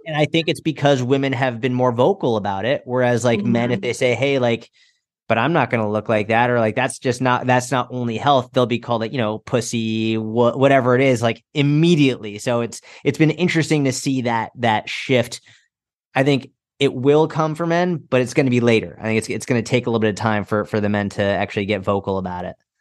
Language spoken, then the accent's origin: English; outside Boston, Massachusetts, United States; I grew up outside Boston, Massachusetts